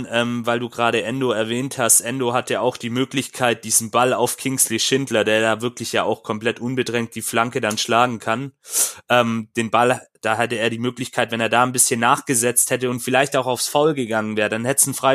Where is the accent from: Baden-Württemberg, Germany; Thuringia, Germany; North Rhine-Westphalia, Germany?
Baden-Württemberg, Germany; Stuttgart; so fair muss man am Ende des Tages dann auch sein als Stuttgarter